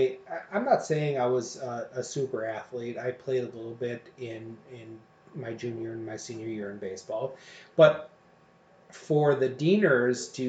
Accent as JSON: {"language": "English", "town": "Oshkosh", "region": "Wisconsin", "country": "United States", "tie": "born or raised there", "said": "I grew up in Oshkosh, and I went to Oshkosh West High School"}